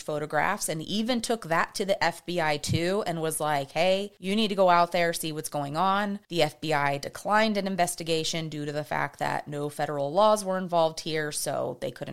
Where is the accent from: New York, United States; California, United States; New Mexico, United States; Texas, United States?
Texas, United States; I'm from Texas.